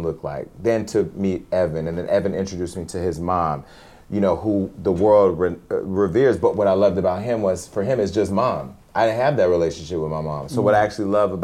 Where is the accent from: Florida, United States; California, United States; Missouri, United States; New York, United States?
California, United States; Stockton; Stockton, California, where I'm from